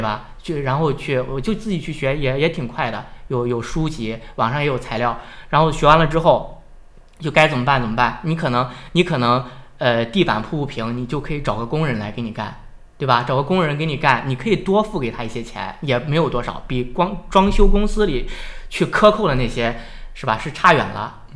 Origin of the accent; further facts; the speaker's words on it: Shandong, China; accent: Shandong accent; now in Hebei, China; 有口音，我是山东人，我有山东口音